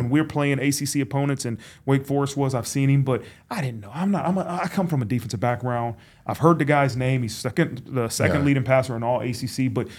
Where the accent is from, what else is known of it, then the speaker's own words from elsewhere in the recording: Dayton, Ohio, United States; I mean, that's when I was really, really growing up in Dayton, Ohio.